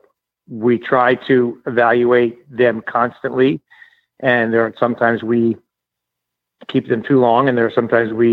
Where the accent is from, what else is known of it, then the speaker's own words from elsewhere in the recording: New Jersey, United States; we grew up in New Jersey